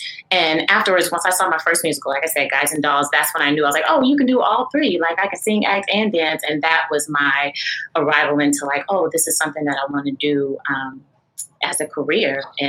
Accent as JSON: {"language": "English", "town": "McKinney", "region": "Texas", "country": "United States", "tie": "born or raised there", "also_born_or_lived": "Oklahoma", "moved": "as an adult", "said": "I lived in Texas. I grew up in McKinney, Texas."}